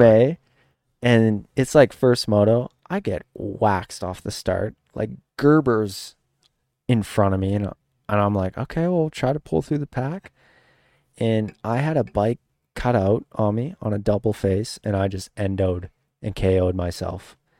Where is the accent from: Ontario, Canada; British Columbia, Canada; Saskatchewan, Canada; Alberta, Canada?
Saskatchewan, Canada; growing up in Saskatchewan, eh, like, we didn't have sand, we didn't have ruts